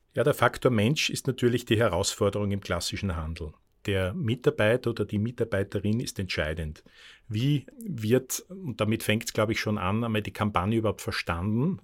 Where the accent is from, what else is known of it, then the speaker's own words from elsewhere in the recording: Austria; das muss ich als Österreicher traurigerweise sagen